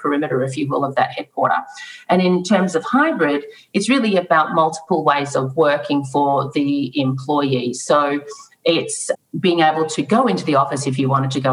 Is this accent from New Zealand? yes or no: no; Australia; moved away as an adult; now in Atlanta, United States; I'm Australian. I grew up with water surrounding the country.